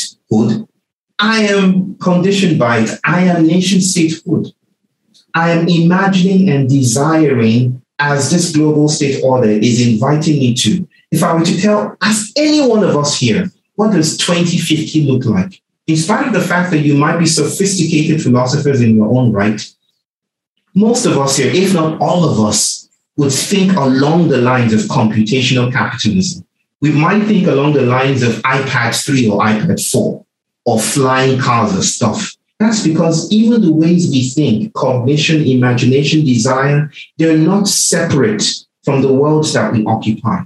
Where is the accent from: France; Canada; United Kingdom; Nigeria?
Nigeria; I was born in Nigeria and I got programmed to be Nigerian